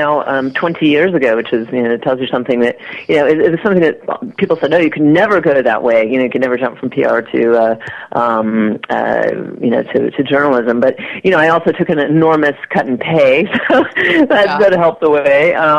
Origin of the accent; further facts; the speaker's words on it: Indiana, United States; moved away; I was a kid from Indiana